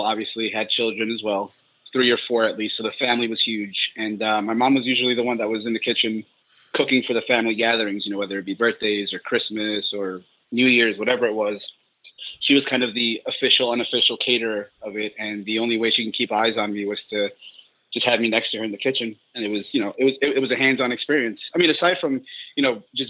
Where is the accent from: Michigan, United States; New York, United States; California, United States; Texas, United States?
New York, United States; New York City; moved away as an adult; also born or lived in Colombia; I was born in Colombia in South America, and we moved here when I was 3 years old. So I moved here in 88, moved to New York City, and I was raised in Queens and never left until 4 years ago.